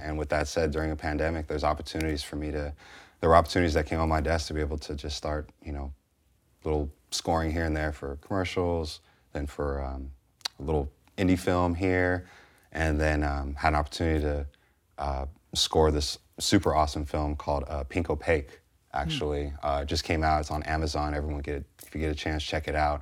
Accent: San Francisco Bay Area, California, United States; growing up in San Francisco Bay Area in the, you know, eighties and er, nineties

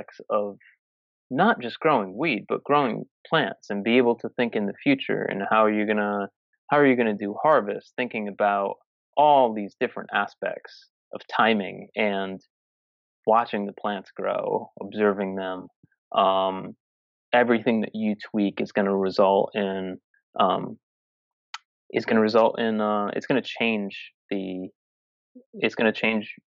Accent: Massachusetts, United States; I'm from Massachusetts

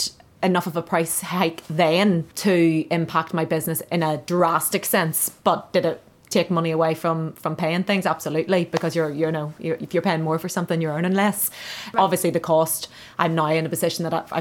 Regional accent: Belfast, Northern Ireland, United Kingdom; moved away as an adult; also born or lived in Denmark; I'm from Belfast

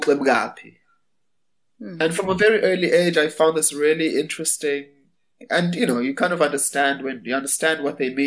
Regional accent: Durban, KwaZulu-Natal, South Africa; I was born in Durban. My family is from a place called Greytown

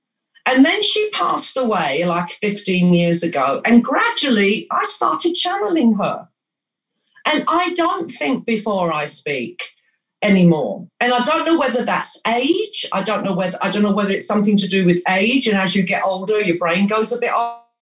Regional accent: England, United Kingdom; And I'm like, well, I was born and raised in England. I've spent maybe 6 months of my life in Greece out of 65 years.

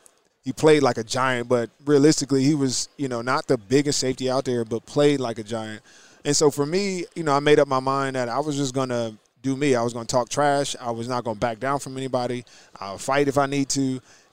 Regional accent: New Jersey, United States; Well, I'm from New Jersey.

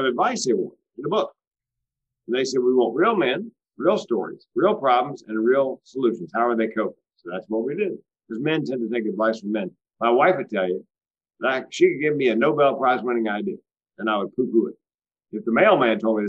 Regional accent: Southeast, United States; I was raised in the Southeast

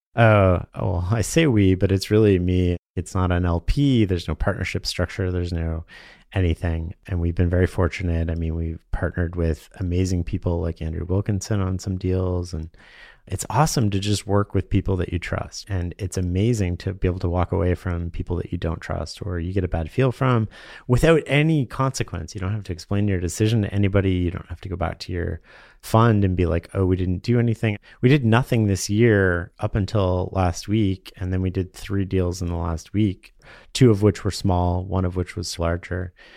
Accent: Canada; being Canadian and naturally trusting

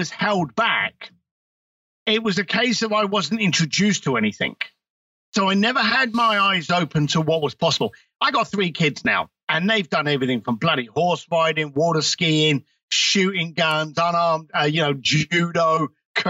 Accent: United Kingdom

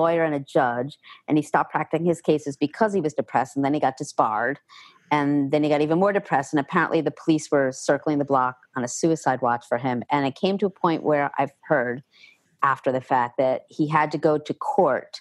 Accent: New York City, New York, United States; also born or lived in New Jersey; now in Pennsylvania, United States; the beginning of seventh grade is when I moved from New Jersey into New York City with my dad.

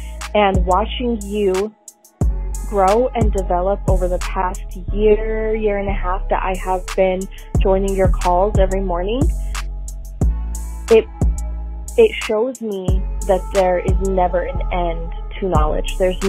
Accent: Salt Lake City, Utah, United States; I'm from Salt Lake City.

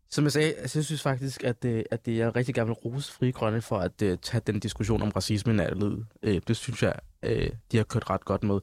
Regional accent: Denmark; jeg er jo Født, da- født og opvokset i Danmark, men jo også har den somaliske baggrund

